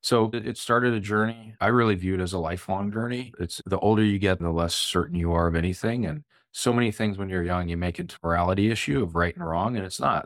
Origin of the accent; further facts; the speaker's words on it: Plano, Texas, United States; also born or lived in Norwalk, Connecticut / St. Louis, Missouri; now in Dallas, United States; I was born in Norwalk, Connecticut, lived there for first eight or so years of my life, lived a couple years in Saint Louis, and then moved to Plano, Texas, back when it was pretty tiny. and grew up in the public school system